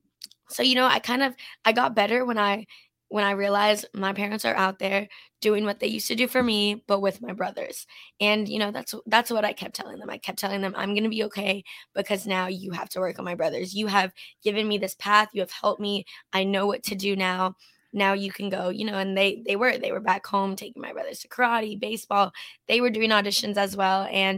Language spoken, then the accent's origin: English; Canada; And I grew up in Canada as well. We're both Canadian. And when I was a little girl, you know, growing up in a small town in Canada